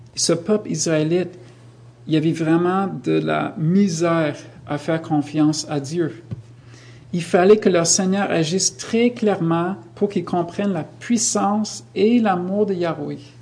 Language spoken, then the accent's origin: French; United States; now in Canada; je viens des États-Unis